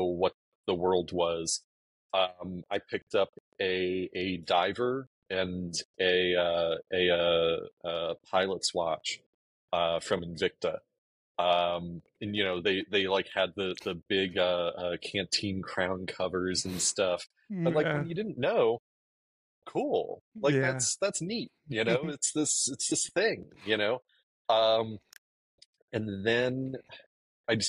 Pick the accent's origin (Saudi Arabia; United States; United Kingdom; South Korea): United States; East Coast; also born or lived in Allentown, Pennsylvania; We're both from the East Coast. I was working down in Doylestown. But living near Allentown with my mom at the time.